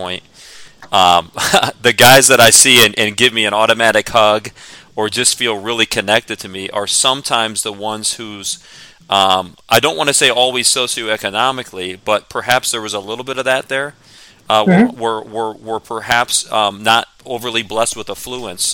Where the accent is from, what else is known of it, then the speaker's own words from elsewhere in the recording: Stow, Ohio, United States; I grew up in Stowe, although I went to Hoban.